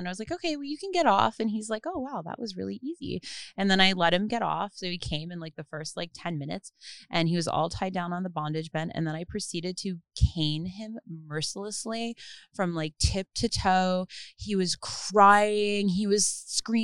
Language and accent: English; New Jersey, United States; now in Los Angeles, United States; I'm from New Jersey